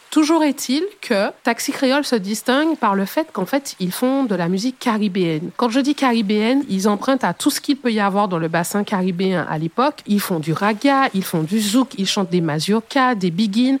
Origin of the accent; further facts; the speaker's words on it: Martinique; Chez nous, en Martinique